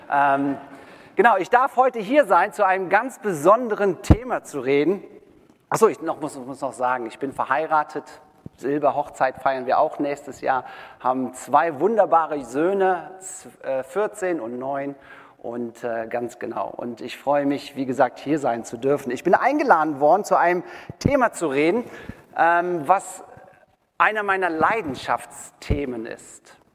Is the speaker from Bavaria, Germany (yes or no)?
no; Wermelskirchen, North Rhine-Westphalia, Germany; ich bin ein gebürtiger Wermelskirchener. Ähm, wir kommen hier aus Wermelskirchen. Ich war hier in der Realschule äh, und ich war ganz erschüttert zu sehen, dass die abgerissen wurde. Ähm, ich verknüpfe meine Kindheit und meine Jugend äh, hiermit sozusagen.